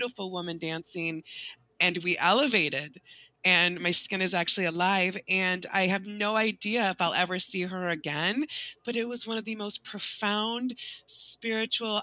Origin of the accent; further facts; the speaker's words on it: West Michigan, United States; I grew up in West Michigan.